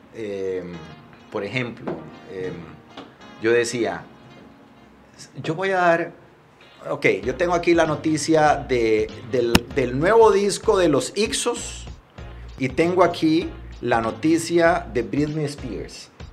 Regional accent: Liberia, Guanacaste, Costa Rica; moved away as an adult; also born or lived in San José, Costa Rica; yo soy de Liberia, Mi papá trabajaba en el hospital de Liberia, mi mamá era maestra de kinder

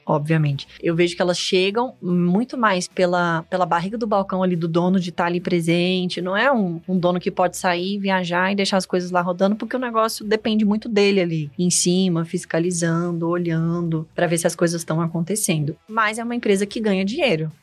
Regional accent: Brasília, Federal District, Brazil; sou brasiliense, nasci aqui em Brasília mesmo

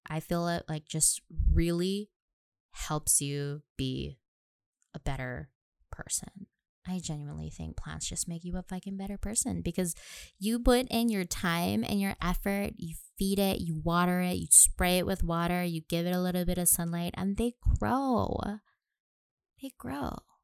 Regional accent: Nanakuli, Hawaii, United States; moved away as an adult; now in Pearl City, United States; I was born and raised on the west side of Oahu, graduated from Nanakuli High and Intermediate School

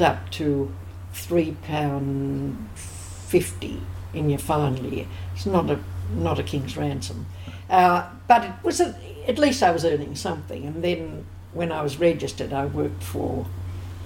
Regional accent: Sydney, New South Wales, Australia; I was born in Ashfield.

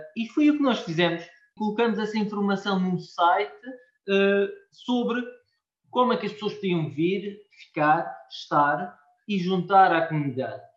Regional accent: Madeira, Portugal; nós somos, somos portugueses

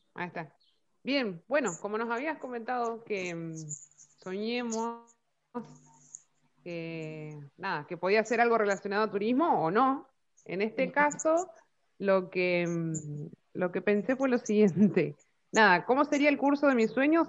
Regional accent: Comodoro Rivadavia, Chubut, Argentina; soy de Comodoro Rivadavia, Chubut, Patagonia, Argentina

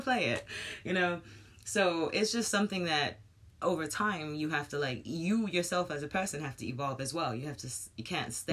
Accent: United States; moved away; I'm American

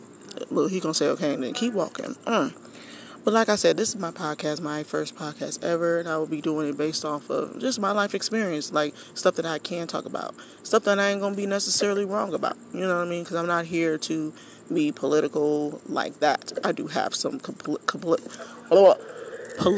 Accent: South Bend, Indiana, United States; born and raised in South Bend, Indiana. I am an Army brat.

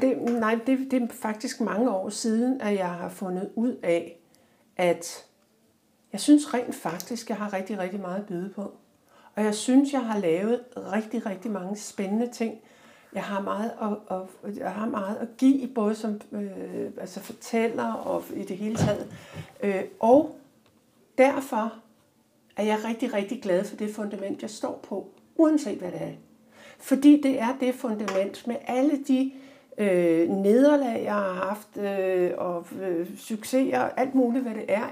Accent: Denmark; jeg sidder der som dansker

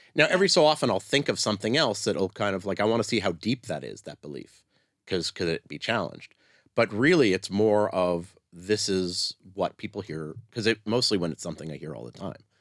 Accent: Canada; now in Israel; I'm Canadian

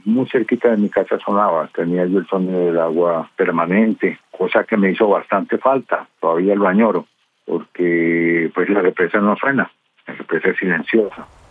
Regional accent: Envigado, Antioquia, Colombia; also born or lived in Medellín; Allá me eduqué, allá son mis amigos, soy pues envigadeño.

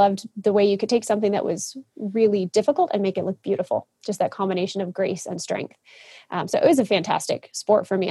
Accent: Kalamazoo, Michigan, United States; I grew up in a little town called Kalamazoo, Michigan.

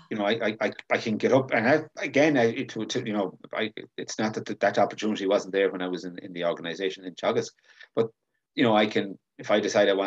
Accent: Galway, Connacht, Ireland; I'm from Galway

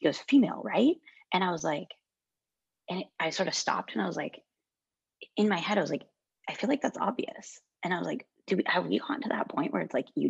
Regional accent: United States; growing up in the States

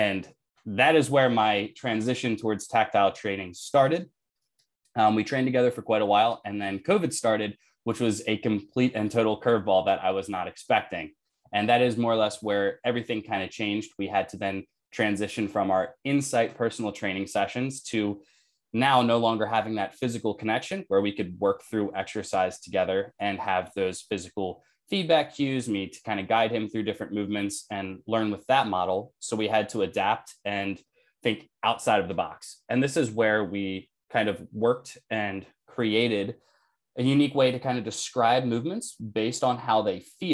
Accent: Delaware, United States; moved away as an adult; now in Philadelphia, United States; I am currently residing in Philadelphia. I was born and raised in Delaware.

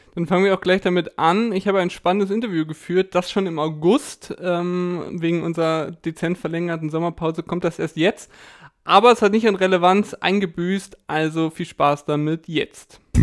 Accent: Lindau, Bavaria, Germany; moved away; Ich bin nämlich momentan in meiner Heimat, beziehungsweise dort, wo ich groß geworden bin, im schönen Lindau

